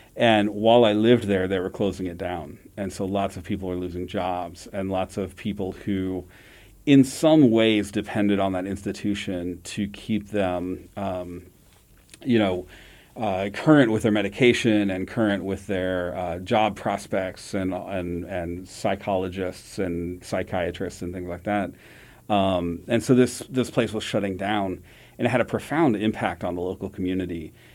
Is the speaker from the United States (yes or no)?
yes; Jefferson City, Missouri, United States; I grew up in Jeff City